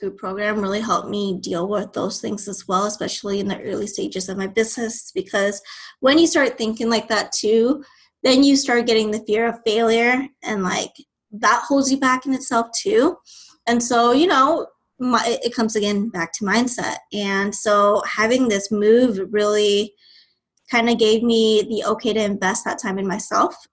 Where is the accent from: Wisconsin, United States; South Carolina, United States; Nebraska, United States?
Nebraska, United States; moved away as an adult; now in Texas, United States; originally I'm from Nebraska. I was raised there and I made a move to Texas in 2018.